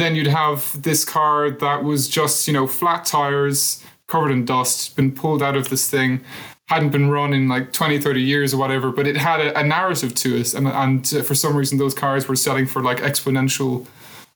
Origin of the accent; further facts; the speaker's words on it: Cork, Munster, Ireland; there's a big thing in Cork where we say